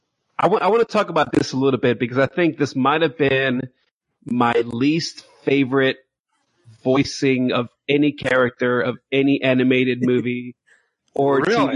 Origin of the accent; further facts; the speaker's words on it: New York City, New York, United States; I grew up in New York City.